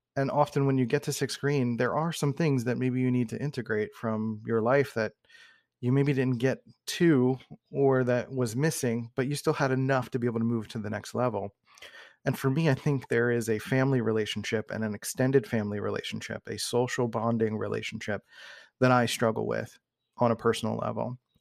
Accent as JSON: {"language": "English", "town": "Philadelphia", "region": "Pennsylvania", "country": "United States", "tie": "born or raised there", "said": "I grew up in Northeast Philadelphia"}